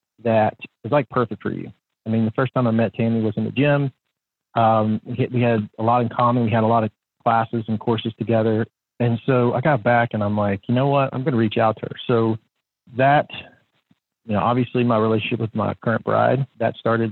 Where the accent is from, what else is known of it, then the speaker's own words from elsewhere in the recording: Northern Alabama, United States; moved away as an adult; now in Chattanooga, United States; I was not necessarily a country boy growing up in Northern Alabama